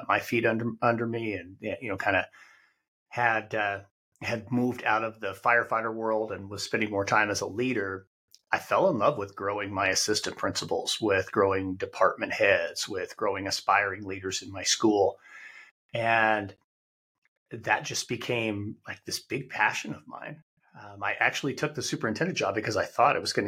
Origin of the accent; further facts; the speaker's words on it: Wyoming, United States; moved away as an adult; After 11 years as a classroom teacher, I returned to my home state of Wyoming.